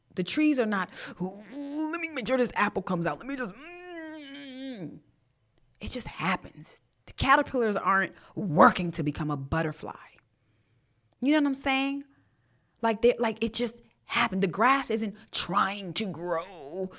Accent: Jamaica; I'm Jamaican

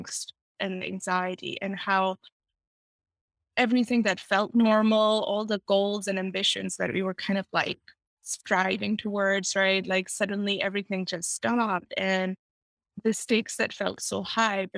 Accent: Pakistan; now in United States; I grew up in Pakistan

